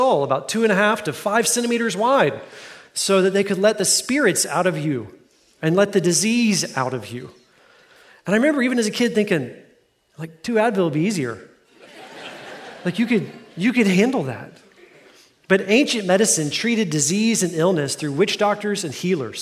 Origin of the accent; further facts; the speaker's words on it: Fort Worth, Texas, United States; I grew up in Fort Worth. That's my hometown.